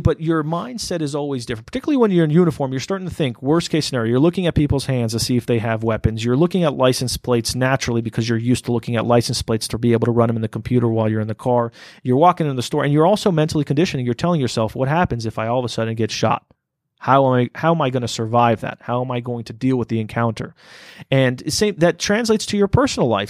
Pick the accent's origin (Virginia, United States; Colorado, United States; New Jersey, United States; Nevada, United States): Nevada, United States; Las Vegas; when we grew up here in Las Vegas, I grew up in some of the worst parts of town